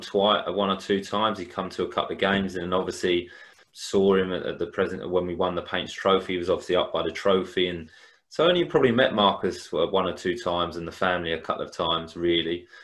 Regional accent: Hastings, South East England, United Kingdom; I'm from Hastings

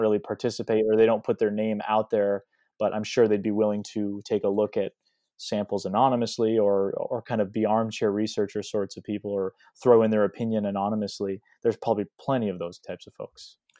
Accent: southern New Hampshire, United States; I grew up in southern New Hampshire

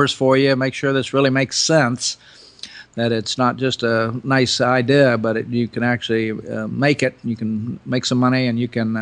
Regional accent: Oklahoma, United States; moved away as an adult; also born or lived in Washington, D.C.; I grew up in Oklahoma. I actually grew up on a little dairy farm.

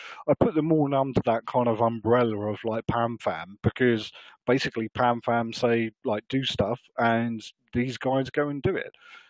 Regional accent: England, United Kingdom; being English

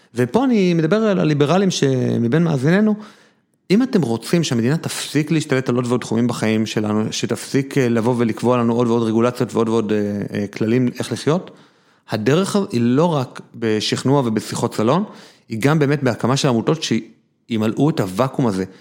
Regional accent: Jerusalem, Jerusalem District, Israel; אני ירושלמי

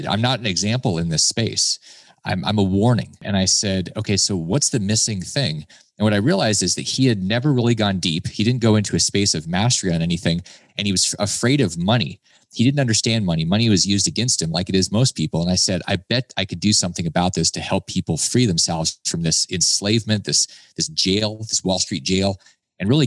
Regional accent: United States; I was born in America

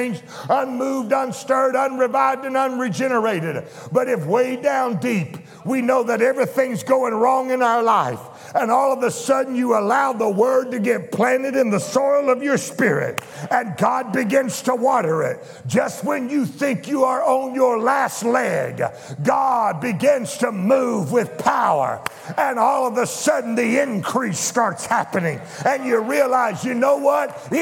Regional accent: Louisiana, United States; I was raised in Louisiana.

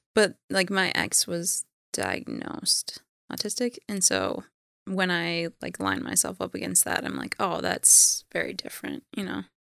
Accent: Minneapolis, Minnesota, United States; I was born in Minneapolis.

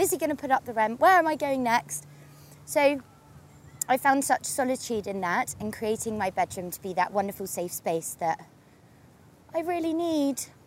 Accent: Torquay, South West England, United Kingdom; now in London, United Kingdom; I grew up in Torquay on the sea

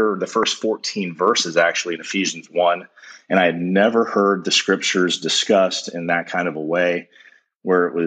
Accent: Atlanta, Georgia, United States; I grew up in Metro Atlanta

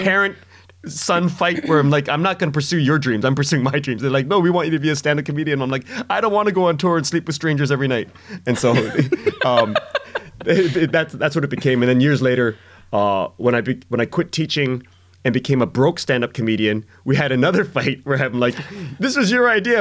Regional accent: Canada; we're Canadian

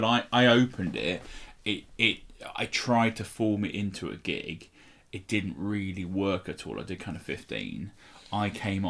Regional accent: St Albans, East of England, United Kingdom; my home city of St Albans.

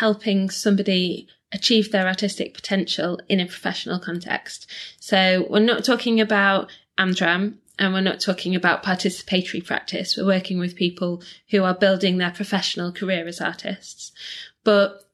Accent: Leeds, Yorkshire and the Humber, United Kingdom; moved away as an adult; now in Manchester, United Kingdom; I grew up in Leeds

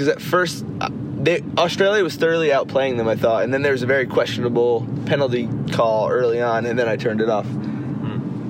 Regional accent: Maryland, United States; I'm in Grand Rapids, Michigan right now. I'm from Maryland.

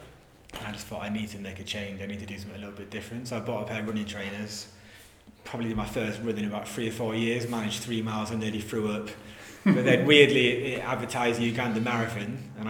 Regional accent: Yorkshire and the Humber, United Kingdom; now in Bristol, United Kingdom; So I live in Bristol. I'm from Yorkshire originally. Been in Bristol six years.

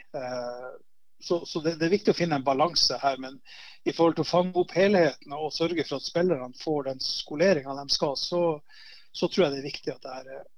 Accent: Narvik, Nordland, Norway; moved away as an adult; also born or lived in Haugesund / Bergen; I Narvik så var det, det var veldig si, trygt miljø å vokse opp i.

